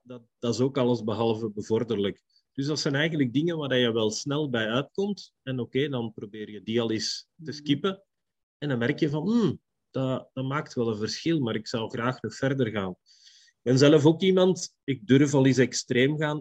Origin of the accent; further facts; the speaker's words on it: Belgium; ik ben een Belg